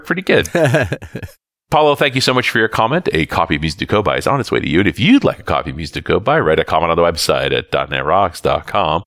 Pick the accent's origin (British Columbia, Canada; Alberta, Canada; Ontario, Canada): British Columbia, Canada; I am from British Columbia